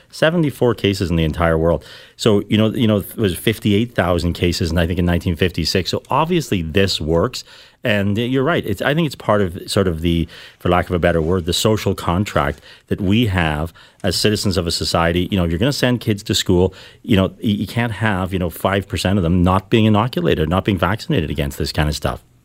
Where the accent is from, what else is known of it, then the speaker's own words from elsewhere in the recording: Ireland; now in Canada; I grew up in Ireland